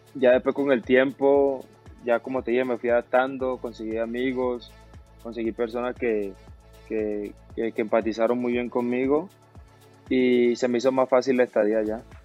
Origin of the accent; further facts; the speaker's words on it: Barranquilla, Atlántico, Colombia; moved away; also born or lived in Medellín; la camisa de mi tierra